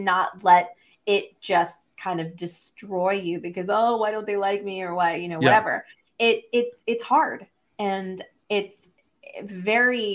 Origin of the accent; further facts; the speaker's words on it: Texas, United States; growing up in Texas